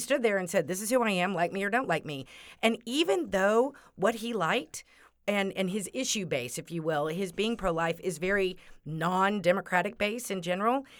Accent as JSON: {"language": "English", "region": "Texas", "country": "United States", "moved": "yes", "said": "I'm from Texas, so my high school friends"}